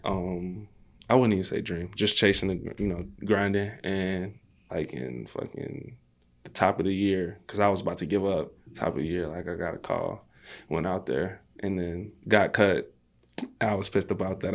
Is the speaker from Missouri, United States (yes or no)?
no; Maywood, Illinois, United States; also born or lived in Austin, Chicago; I grew up in Maywood